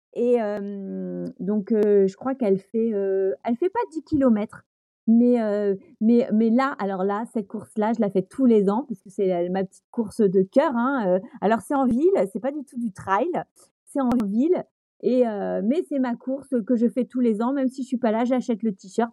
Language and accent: French; Brittany, France; je suis une bretonne